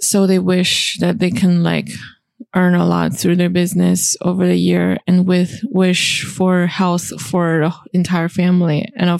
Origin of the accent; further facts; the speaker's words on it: Shenyang, Liaoning, China; moved away as an adult; And I was born and raised in China, the northeastern part of China. The city I'm from is called Shenyang.